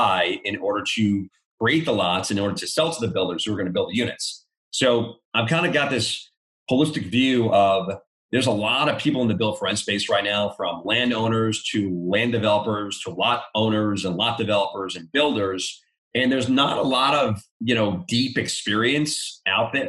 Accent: New York, United States; moved away as an adult; now in Charlotte, United States; I'm from New York.

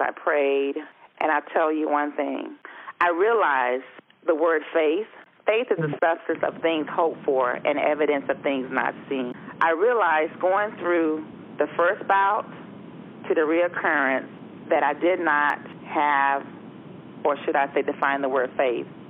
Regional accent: Melbourne, Florida, United States; now in Oviedo, United States; I'm originally from Melbourne, Florida. I reside in Oviedo, Florida

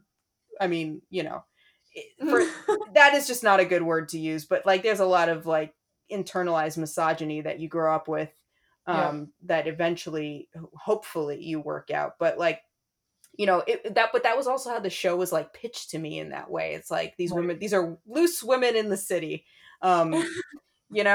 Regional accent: New York City, New York, United States; moved away; I'm from New York City. I'm from yeah. Brooklyn

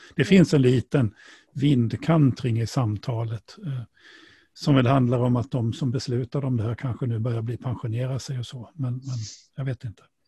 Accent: Sweden; vi som svenskar

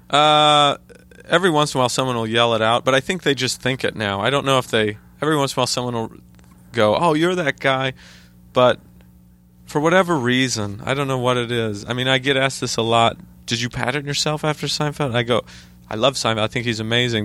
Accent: Idaho, United States; moved away as an adult; now in New York, United States; where I grew up in Idaho

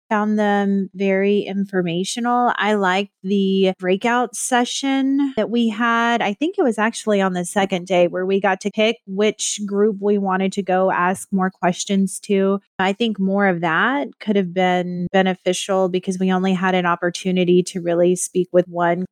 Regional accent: Texas, United States; moved away as an adult; also born or lived in North Carolina; now in Oswego, United States; I born and raised in Texas, North Carolina for 12 years

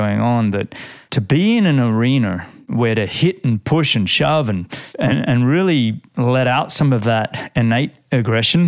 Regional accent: Australia; being an Australian

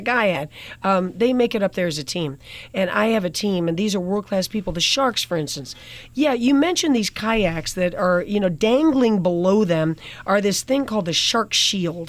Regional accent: New York City, New York, United States; moved away as an adult; also born or lived in France / Egypt; now in Los Angeles, United States; I was born in Manhattan. I had two foreign parents, and so I did spend time in their countries, which was France and Egypt

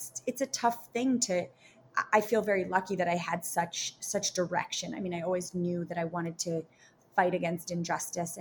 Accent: New York City, New York, United States; Born and raised in Manhattan

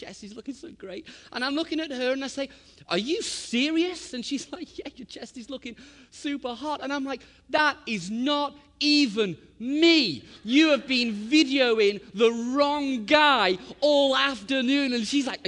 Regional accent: Liverpool, North West England, United Kingdom; we're from Liverpool, England

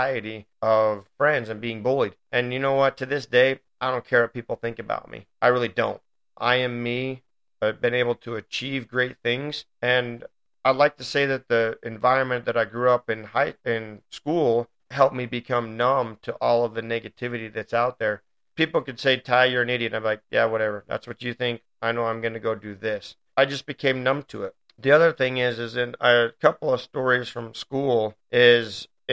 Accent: Riverton, Utah, United States; also born or lived in Provo, Utah; I moved from Provo to Riverton

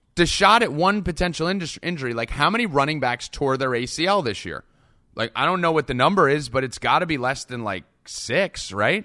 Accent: New Jersey, United States; I'm Italian from Jersey

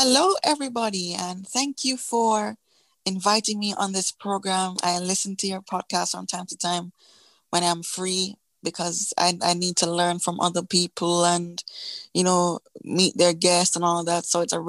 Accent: Kingston, Jamaica; I'm from Kingston, Jamaica in the Caribbean.

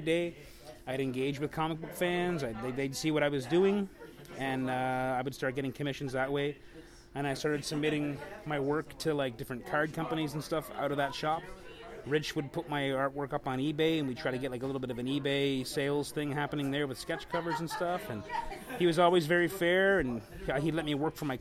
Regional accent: St. Catharines, Ontario, Canada; I grew up in St. Catharines

